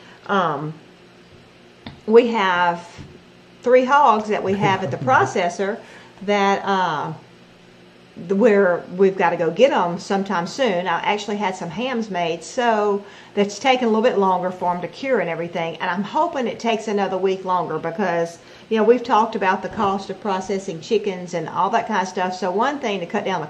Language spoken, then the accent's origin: English; Louisiana, United States; now in Mississippi, United States; we're originally from Louisiana. We live in Mississippi now